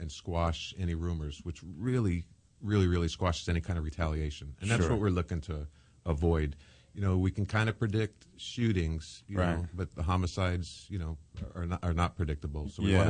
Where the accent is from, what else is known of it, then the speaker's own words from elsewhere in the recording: New York, United States; now in Los Angeles, United States; I grew up in New York, mm-hmm. and I grew up on the streets.